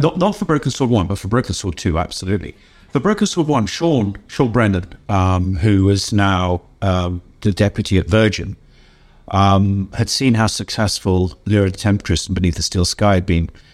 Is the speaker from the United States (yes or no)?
no; York, Yorkshire and the Humber, United Kingdom; I come from the city of York in England